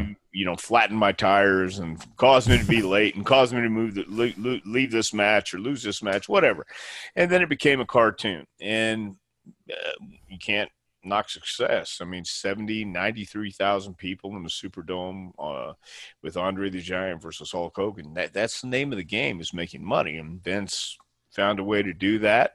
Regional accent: Houston, Texas, United States; also born or lived in El Paso / Tampa; now in Knoxville, United States; I was born in El Paso and then we moved to Houston.

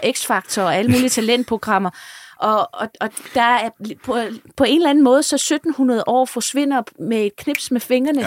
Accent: Funen, Southern Denmark, Denmark; nu er jeg jo Fynbo

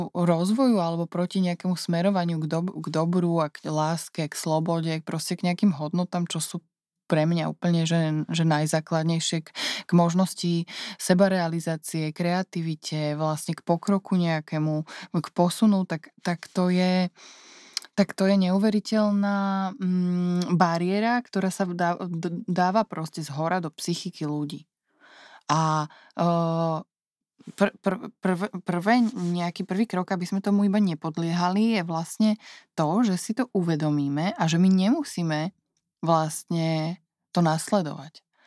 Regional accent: Slovakia; also born or lived in New York, United States; som prišla naspäť na Slovensko

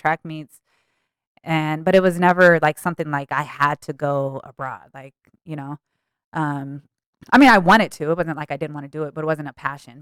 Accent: Denver, Colorado, United States; also born or lived in Aurora, Colorado; Born and raised in Denver.

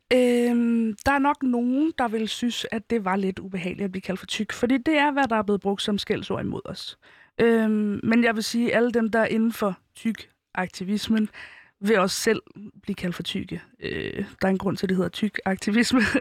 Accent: Helsingør, Capital Region of Denmark, Denmark; jeg som 15-årig ikke ville gå i Helsingør-gader, øh, hvor jeg kommer fra

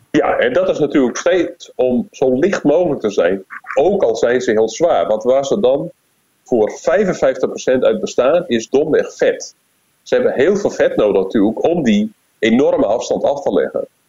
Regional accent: Netherlands; als Nederlander

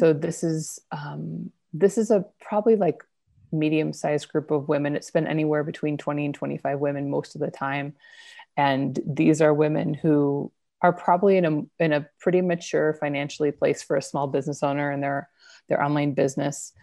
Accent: Idaho, United States; moved away; also born or lived in New York City; I grew up in Idaho

